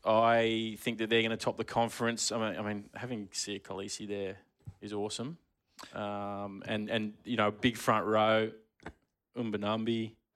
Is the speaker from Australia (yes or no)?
yes; Queensland, Australia; I am a Queenslander.